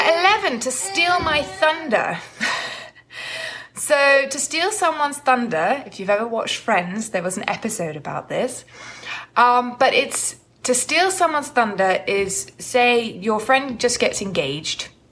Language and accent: English; United Kingdom; as British people